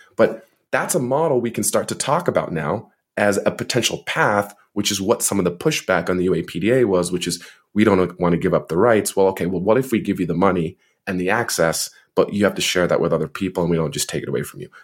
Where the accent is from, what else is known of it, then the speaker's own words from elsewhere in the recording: New Jersey, United States; also born or lived in Montreal, Canada; I'm from New Jersey, so he was my former representative